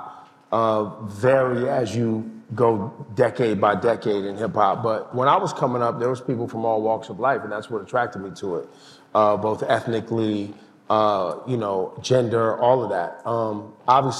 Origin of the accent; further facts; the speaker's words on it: Oakland and Sacramento, Northern California, United States; also born or lived in Berkeley, California; I was born in Berkeley, raised in Oakland and Sacramento.